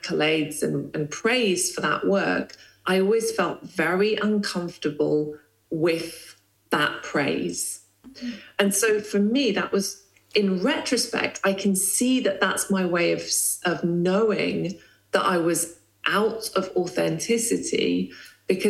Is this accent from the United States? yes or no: no; Lesotho; moved away; I grew up in the Kingdom of Lesotho in Southern Africa